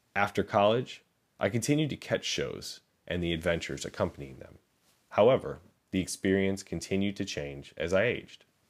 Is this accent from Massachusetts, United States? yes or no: no; Chicago, Illinois, United States; I grew up in Chicago, which to me felt like the classic rock capital of the world